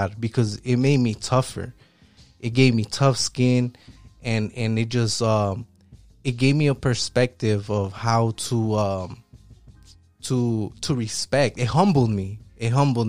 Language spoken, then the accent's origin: English; Chicago, Illinois, United States; I'm from Southside Chicago.